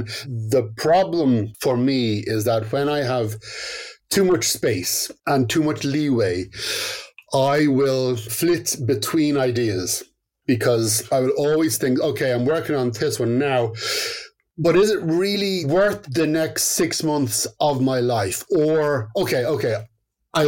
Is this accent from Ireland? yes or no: yes; County Dublin, Leinster, Ireland; I was brought up in County Dublin, but on the outskirts